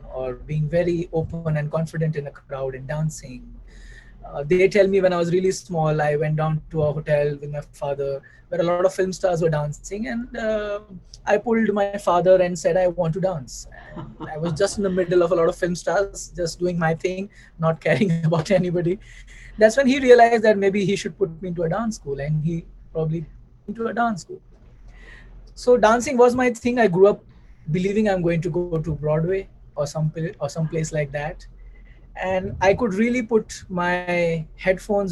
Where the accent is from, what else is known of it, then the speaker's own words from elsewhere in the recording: Mumbai, Maharashtra, India; I grew up in Bombay. I think my eyes open and I remember my early days in Bombay